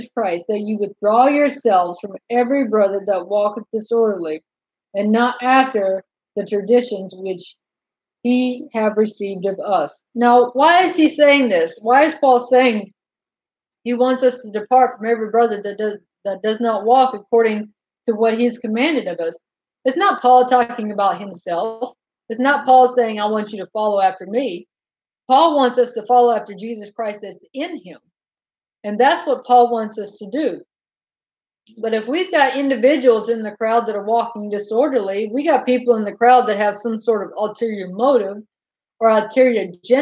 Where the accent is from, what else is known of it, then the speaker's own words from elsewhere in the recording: North Carolina, United States; I was raised in North Carolina in the Bible Belt